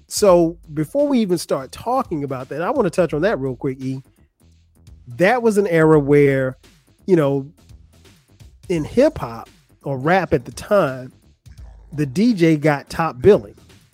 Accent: Florence, South Carolina, United States; Ray's record store in my hometown of Florence, South Carolina

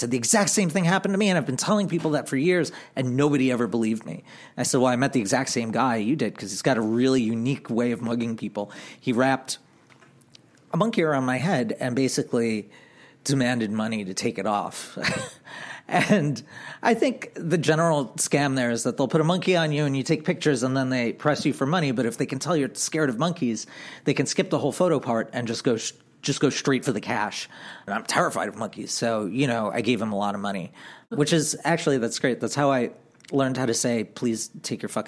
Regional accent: Long Island, New York, United States; I grew up on Long Island

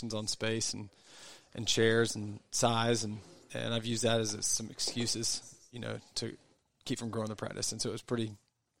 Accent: Franklin, United States; also born or lived in Omaha / Alaska; I grew up in Franklin, and moved back home

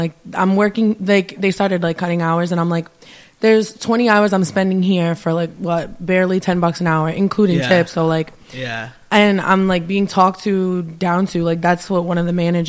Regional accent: Providence, Rhode Island, United States; I grew up in Providence, like around the Chalkstone area, but in high school I moved over here

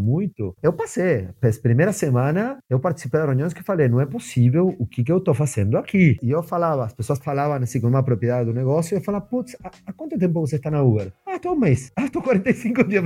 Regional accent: Argentina; Portuguese is a second language; moved away as an adult; now in Brazil; meu sotaque me entrega, então eu preciso contar que a primeira grande mudança na minha vida foi mudar de país. é, eu sou argentino, eu moro

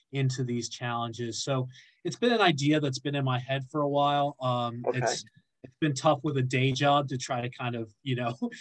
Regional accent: Boston, Massachusetts, United States; moved away as an adult; now in London, United Kingdom; I grew up playing in the Northeast

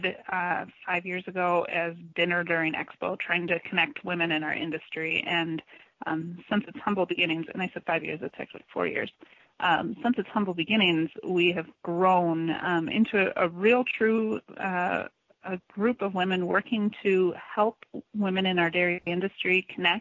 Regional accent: Madison, Wisconsin, United States; I grew up in Madison, Wisconsin

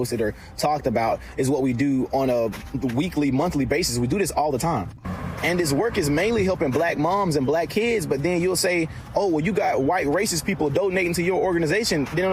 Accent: Albany, Georgia, United States; I do my work for my hometown of Albany, Georgia.

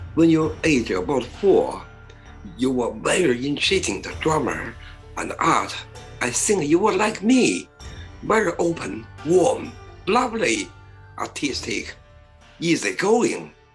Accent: Beijing, China; English is a second language; moved away as an adult; now in United Kingdom; I was born in 1954 in Beijing

